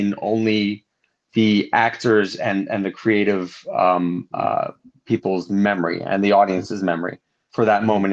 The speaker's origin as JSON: {"language": "English", "region": "Southern California", "country": "United States", "tie": "born or raised there", "also_born_or_lived": "Laguna Beach / Los Angeles", "said": "I grew up mainly in Southern California, here in and around Southern California"}